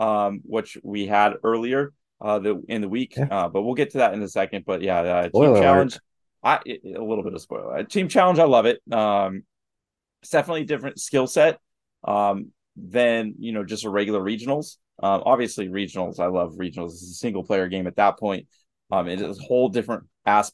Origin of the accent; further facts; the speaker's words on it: Pittsburgh, Pennsylvania, United States; We're from Pittsburgh